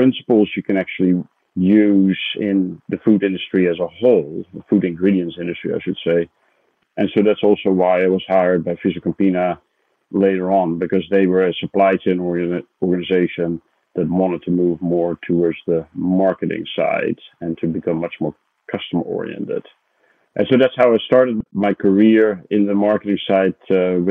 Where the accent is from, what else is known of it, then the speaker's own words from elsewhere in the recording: Netherlands; moved away as an adult; now in United States; I'm originally Dutch, So I grew up in the Netherlands